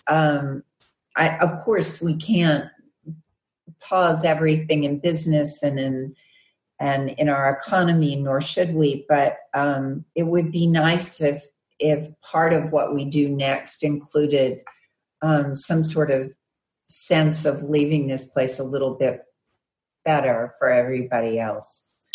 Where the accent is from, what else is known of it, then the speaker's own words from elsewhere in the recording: Arkansas, United States; I'm from Arkansas, so West Memphis is in Arkansas